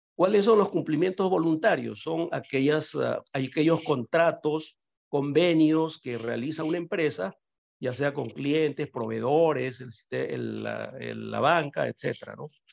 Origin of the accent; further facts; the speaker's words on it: Peru; moved away; also born or lived in Caracas, Venezuela; yo nací en Perú, efectivamente, ahora estoy en Perú nuevamente, pero bueno, yo emigré de Perú a Venezuela, bastante joven